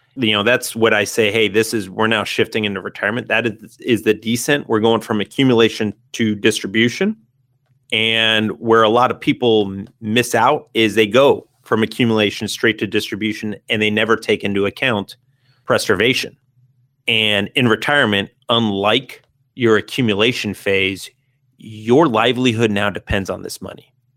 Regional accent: San Diego, California, United States; living in San Diego, growing up in San Diego

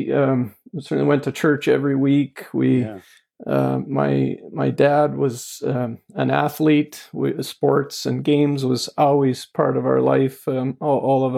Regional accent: Edmonton, Alberta, Canada; also born or lived in Lethbridge, Alberta; I've spent my whole life in Alberta. I came to the Edmonton area in grade three

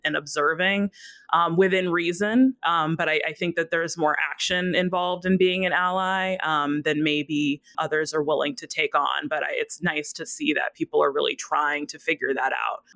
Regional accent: Minneapolis, Minnesota, United States; my hometown of Minneapolis

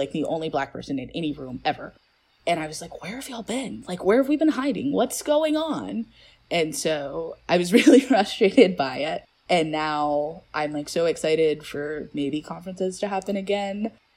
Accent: Atlanta, Georgia, United States; also born or lived in Grayson, Georgia; I'm from Georgia and I grew up, you know, in Grayson, but also in Atlanta

